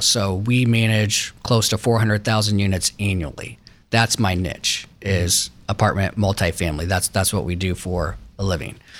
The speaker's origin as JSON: {"language": "English", "town": "Westerville", "region": "Ohio", "country": "United States", "tie": "born or raised there", "said": "grew up in uptown Westerville, Westerville City Schools"}